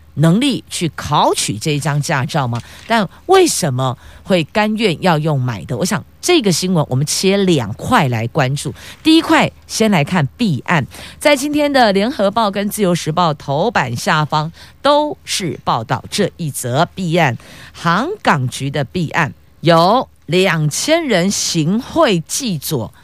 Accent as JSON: {"language": "Chinese", "country": "Taiwan", "tie": "born or raised there", "said": "还好我们是生在台湾"}